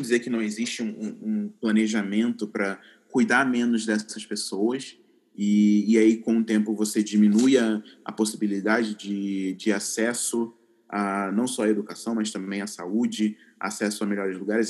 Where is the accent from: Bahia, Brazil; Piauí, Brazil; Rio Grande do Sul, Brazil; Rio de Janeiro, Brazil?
Rio de Janeiro, Brazil; Duque de Caxias; moved away as an adult; now in São Paulo, Brazil; Eu cresci na, na, na periferia, na Baixada Fluminense do Rio de Janeiro